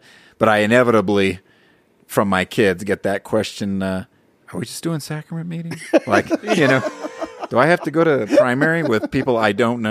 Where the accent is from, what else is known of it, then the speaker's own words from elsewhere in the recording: Southern California, United States; moved away; also born or lived in Hawaii; I grew up in Southern California